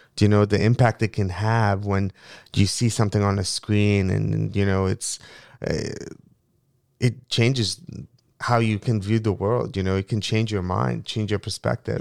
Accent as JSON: {"language": "English", "country": "Mongolia", "tie": "born or raised there", "also_born_or_lived": "Moscow, Russia / Falls Church, Virginia, United States", "second_language": "English", "moved": "yes", "lives_now": "United States", "said": "a young boy growing up in Mongolia"}